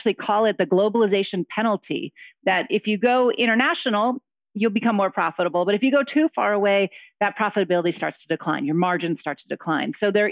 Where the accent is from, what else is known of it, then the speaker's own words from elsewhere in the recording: Akron, Ohio, United States; moved away; also born or lived in Mexico; I grew up in Akron, Ohio, so in the Midwest